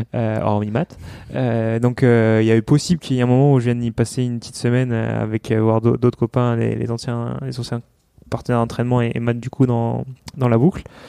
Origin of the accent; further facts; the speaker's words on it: New Caledonia; moved away; je suis calédonien, donc euh, je rentre en Calédonie pour ça